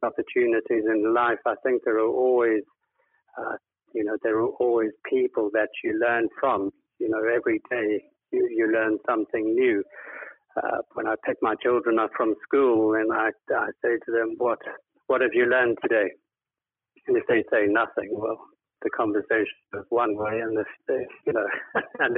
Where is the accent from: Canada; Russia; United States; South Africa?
South Africa; moved away as an adult; now in United Kingdom; I grew up and lived in South Africa most of my life, and we immigrated to the UK in 2007